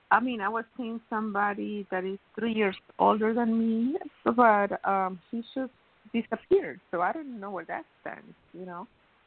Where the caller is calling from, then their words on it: Miami, Florida, United States; calling from Miami.